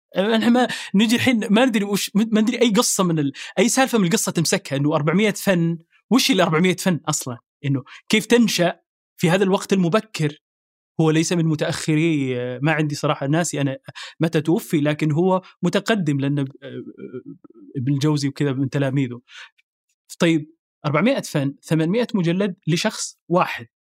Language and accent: Arabic; Saudi Arabia; born or raised there; moved away as an adult; also born or lived in Sudan; now in Paris, France